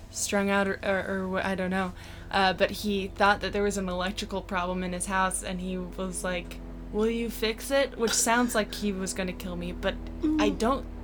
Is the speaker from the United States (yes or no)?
yes; East Coast, United States; I, I grew up on on the East Coast.